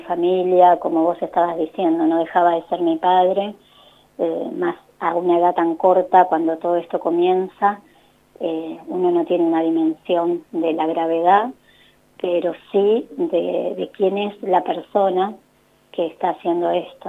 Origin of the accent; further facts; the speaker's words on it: La Plata, Buenos Aires Province, Argentina; now in Buenos Aires, Argentina; Yo nací en La Plata, vivo en Buenos Aires